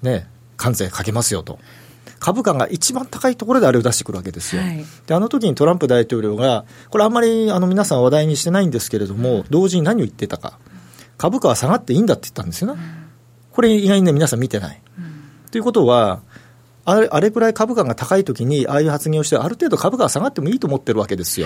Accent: Toyama, Japan; moved away; 私地元が富山なんで

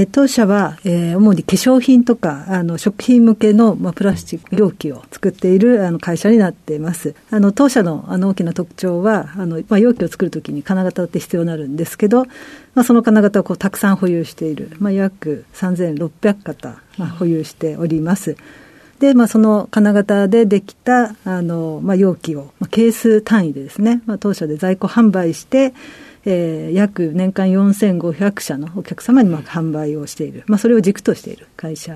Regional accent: Tokyo, Japan; 東京都です。

